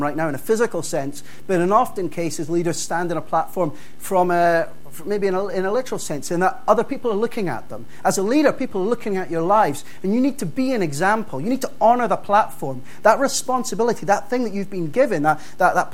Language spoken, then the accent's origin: English; Dundee, Scotland, United Kingdom; the church that I grew up in Dundee